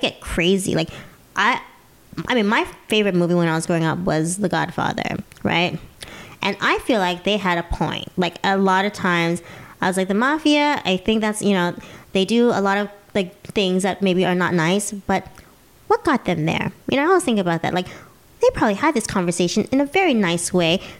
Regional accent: United States; I'm an American

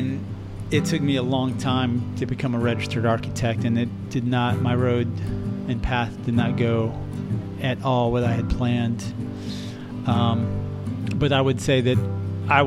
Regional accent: Houston, Texas, United States; I am from Houston, born and raised

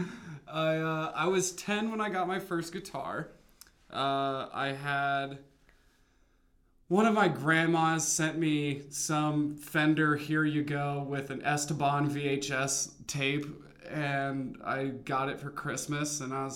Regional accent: Delta, United States; I grew up on the other side of the state, so I grew up in Delta, which is a very conservative ranch town, farm folk.

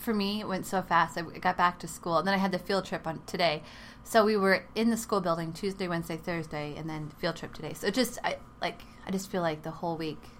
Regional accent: Texas, United States; because I grew up in Texas

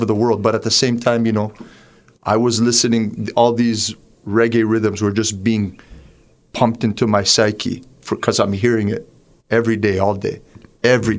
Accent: Toronto, Ontario, Canada; also born or lived in Patras, Greece; I was born in Canada. I would say near Pape Station is the first place we ever lived.

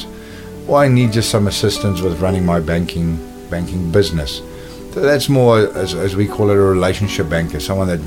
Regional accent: Cape Town, Western Cape, South Africa; moved away as an adult; also born or lived in Johannesburg, South Africa / London, United Kingdom; I was born and raised in Cape Town in South Africa

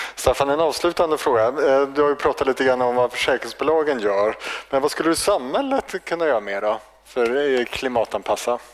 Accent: High Coast, Västernorrland County, Sweden; jag kommer ju från Höga Kusten

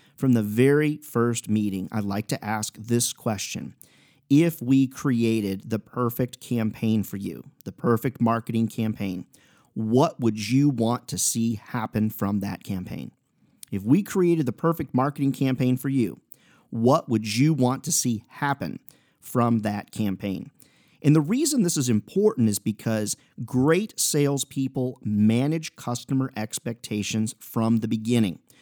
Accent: Iowa, United States; Iowa boy here

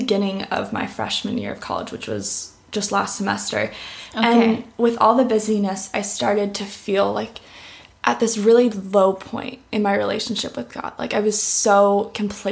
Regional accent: Orlando, Florida, United States; I grew up here in Orlando, Florida, born and raised. I have not lived anywhere else

